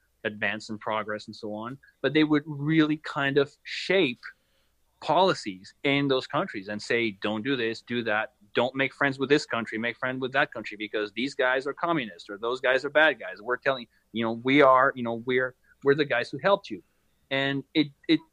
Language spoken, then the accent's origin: English; France; now in United States; my home country, France